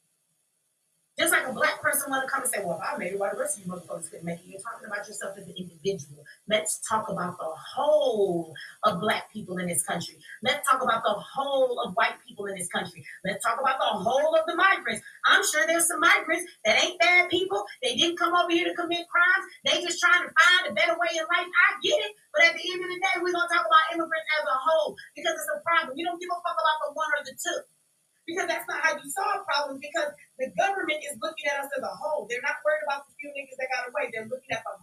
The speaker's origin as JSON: {"language": "English", "country": "United States", "tie": "born or raised there", "said": "I'm an American child. I was born in America"}